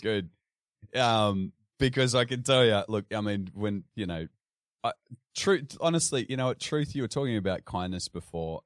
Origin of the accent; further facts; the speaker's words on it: Sydney, New South Wales, Australia; I grew up in, uh, western Sydney, in a little place called Carlingford